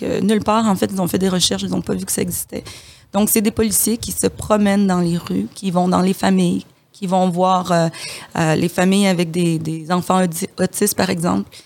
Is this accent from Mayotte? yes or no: no; DR Congo; moved away; je suis de la République démocratique du, Congo